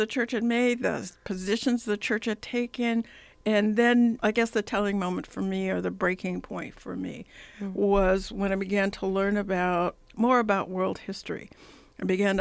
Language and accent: English; Detroit, Michigan, United States; I was born in Detroit, Michigan.